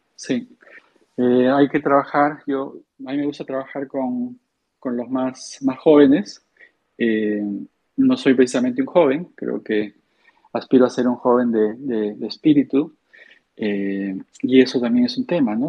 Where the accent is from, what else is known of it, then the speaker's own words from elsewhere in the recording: Peru; soy, soy peruano